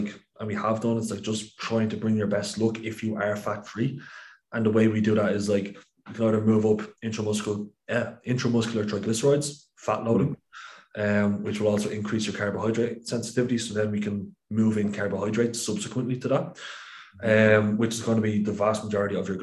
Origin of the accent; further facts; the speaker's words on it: Ireland; as an Irishman